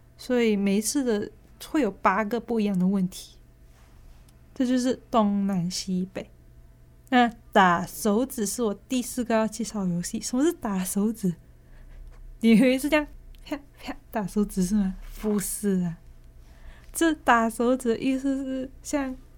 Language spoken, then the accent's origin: Chinese; Malaysia; accent: Malaysian; now in Taiwan; 就你会听到比较多我马来西亚的口音